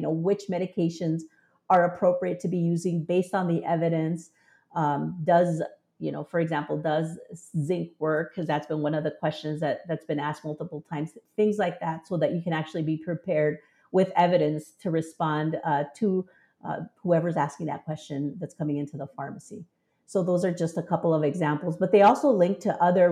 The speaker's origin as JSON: {"language": "English", "region": "Southern Arizona", "country": "United States", "tie": "born or raised there", "said": "in Southern Arizona, and we used to go to Mexico, talk to the pharmacist, receive our care"}